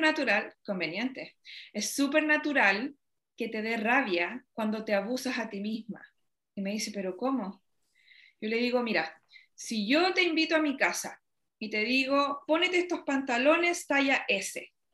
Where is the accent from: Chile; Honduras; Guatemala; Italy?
Chile; soy, no sé, chilena